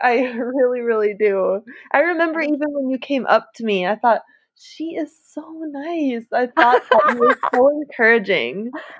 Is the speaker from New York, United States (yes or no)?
no; Maple Grove, Minnesota, United States; I grew up in Maple Grove. You're in Minneapolis right now. So I grew up in Maple Grove, Minnesota.